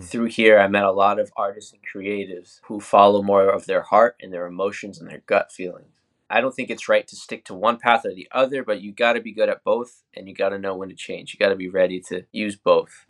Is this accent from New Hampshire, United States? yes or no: yes; New Hampshire, United States; moved away as an adult; now in Orlando, United States; I'm working out of Orlando, Florida now, but I'm originally from New Hampshire. I lived the first eighteen years of my life up there